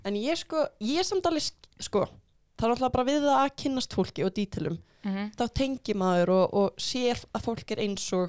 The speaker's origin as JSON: {"language": "Icelandic", "town": "Garðabær", "region": "Capital Region", "country": "Iceland", "tie": "born or raised there", "said": "ég ólst upp í Garabæ"}